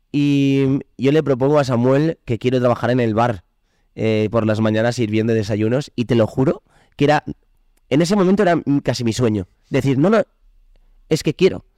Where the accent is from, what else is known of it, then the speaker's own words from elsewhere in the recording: Sant Feliu, Catalonia, Spain; en, mi pueblo, en San felipe